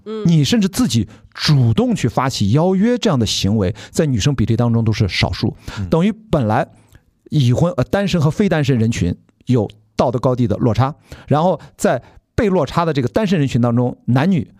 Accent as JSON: {"language": "Chinese", "town": "Qingdao", "region": "Shandong", "country": "China", "said": "我跟曹宁作为青岛人啊，青岛作为一个法，法定的山东省的一部分啊，我们自己自称山东人没有问题啊"}